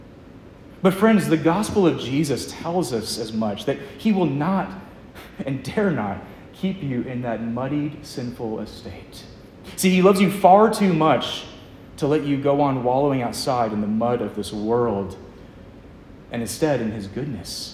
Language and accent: English; Lynchburg, Virginia, United States; I'm from Lynchburg myself